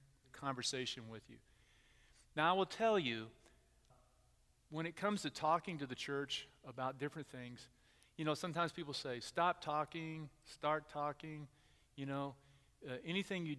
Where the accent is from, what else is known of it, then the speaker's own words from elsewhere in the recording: Texas, United States; moved away as an adult; also born or lived in Houston area, Texas; now in Middletown, United States; I'm from Texas